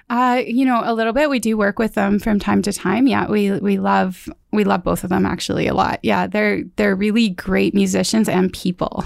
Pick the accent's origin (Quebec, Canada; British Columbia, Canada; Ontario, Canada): British Columbia, Canada; Mission; I was born in Mission.